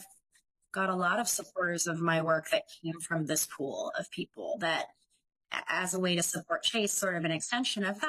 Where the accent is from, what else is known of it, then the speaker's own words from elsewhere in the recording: San Luis Obispo County, California, United States; now in Los Angeles, United States; I grew up in San Luis Obispo County, which is like central coast of California, like equidistant between Los Angeles and San Francisco